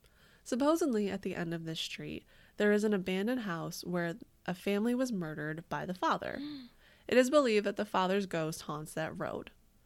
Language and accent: English; Windsor, Ontario, Canada; now in Michigan, United States; So I'm originally from Windsor, Canada, but I'm living in Michigan right now to pursue my PhD.